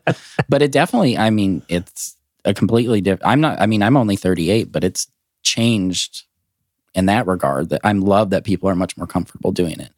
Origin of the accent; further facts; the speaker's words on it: Glasgow, Montana, United States; also born or lived in Helena, Montana; now in Nashville, United States; I was Born in Helena, raised in a very small town in the northeast corner called Glasgow